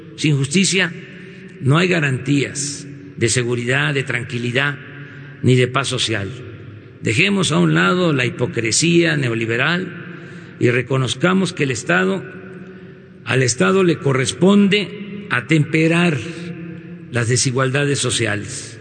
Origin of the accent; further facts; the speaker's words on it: Mexico; somos mexicanos.